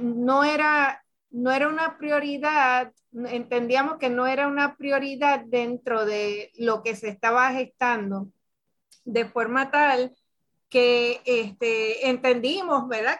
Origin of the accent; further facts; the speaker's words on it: Puerto Rico; nosotras somos de Puerto Rico, de un país caribeño y afrocaribeño